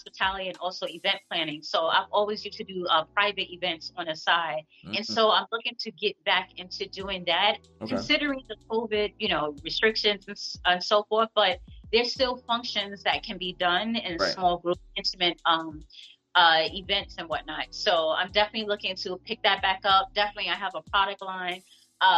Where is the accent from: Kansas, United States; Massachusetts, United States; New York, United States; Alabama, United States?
New York, United States; New York City; growing up in Harlem, I've always been around entrepreneurs